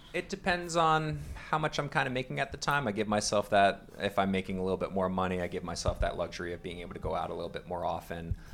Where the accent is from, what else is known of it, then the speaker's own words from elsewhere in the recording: Long Island, New York, United States; moved away as an adult; originally I am coming from New York, out on Long Island